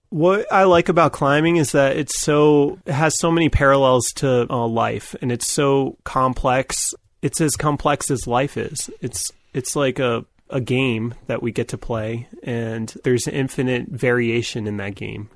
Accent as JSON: {"language": "English", "region": "New York", "country": "United States", "tie": "born or raised there", "said": "I grew up in New York"}